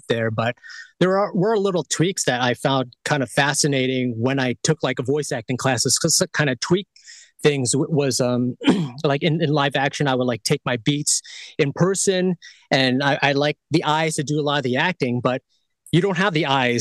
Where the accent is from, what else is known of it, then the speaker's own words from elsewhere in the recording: New York City, New York, United States; I was born in born and raised in Queens, New York. So I'm from the East Coast